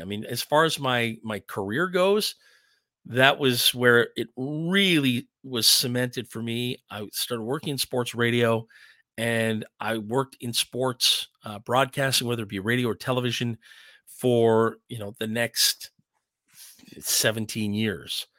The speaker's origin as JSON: {"language": "English", "town": "Ottawa", "region": "Ontario", "country": "Canada", "tie": "born or raised there", "said": "growing up in Ottawa"}